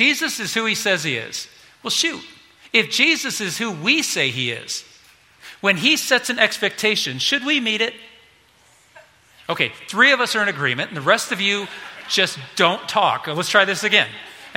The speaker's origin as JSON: {"language": "English", "country": "United States", "tie": "born or raised there", "said": "as an American kid, not growing up on a farm"}